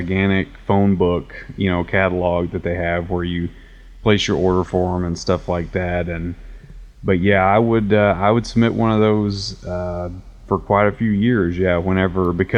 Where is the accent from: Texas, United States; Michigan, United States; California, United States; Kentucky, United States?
Kentucky, United States; Paducah; moved away as an adult; now in Nashville, United States; I moved from Paducah, Kentucky, which is where I'm from